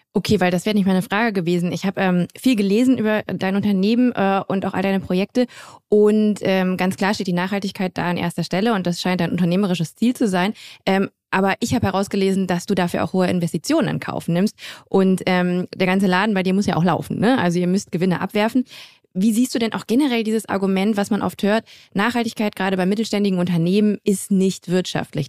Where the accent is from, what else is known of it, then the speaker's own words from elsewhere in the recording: Grevenbroich, North Rhine-Westphalia, Germany; also born or lived in Düsseldorf; komme ich auch aus der Nähe von Düsseldorf, ähm, aus Grevenbroich, um äh, mhm. genau zu sein. Ich bin gebürtige Düsseldorferin